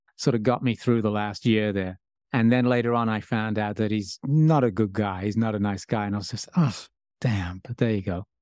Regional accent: Birmingham, West Midlands, United Kingdom; now in United States; growing up in, in Birmingham

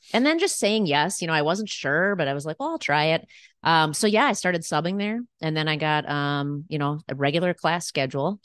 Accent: Roseville, Minnesota, United States; also born or lived in New York / Eagan, Minnesota; I grew up in Roseville, Minnesota.

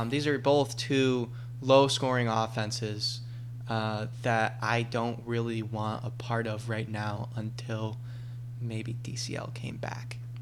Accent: Rochester, New York, United States; moved away; I'm I'm originally from Rochester, New York

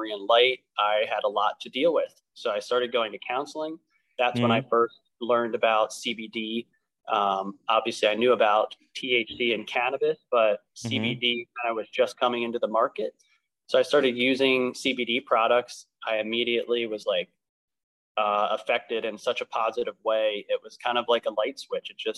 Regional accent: Lancaster County, Pennsylvania, United States; I was born and raised here in Lancaster County

